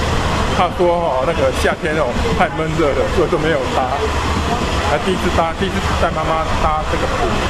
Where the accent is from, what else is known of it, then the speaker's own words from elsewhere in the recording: Tainan, Taiwan; 哎，我是从那个台南市来的。